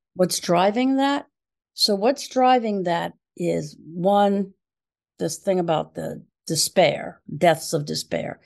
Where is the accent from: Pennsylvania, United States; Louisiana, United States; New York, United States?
Pennsylvania, United States; Philadelphia; moved away as an adult; also born or lived in Chicago; now in Pittsburgh, United States; I'm originally from Philadelphia